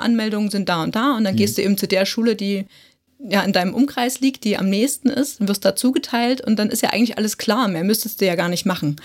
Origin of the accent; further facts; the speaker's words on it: Saxony, Germany; bei uns in Sachsen